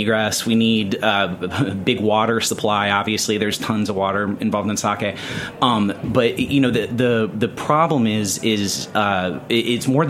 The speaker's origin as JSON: {"language": "English", "region": "the South", "country": "United States", "tie": "born or raised there", "moved": "yes", "lives_now": "New York City, United States", "said": "I grew up in the South"}